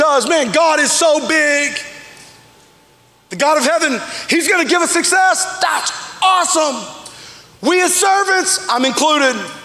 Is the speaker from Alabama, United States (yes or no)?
yes; Alabama, United States; I grew up in Alabama